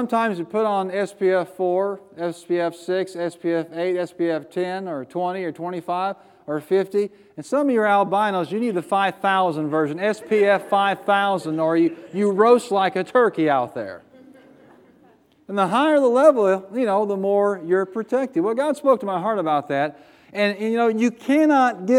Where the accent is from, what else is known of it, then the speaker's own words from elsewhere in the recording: United States; I'm an American